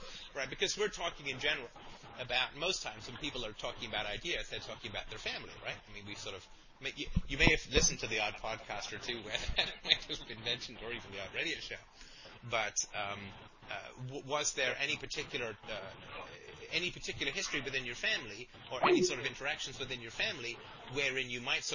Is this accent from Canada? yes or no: yes; Canada; I'm Canadian